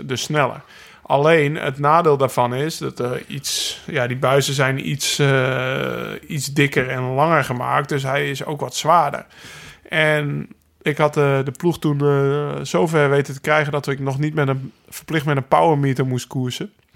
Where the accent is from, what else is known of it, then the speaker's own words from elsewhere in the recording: Netherlands; wij rijden als Nederlanders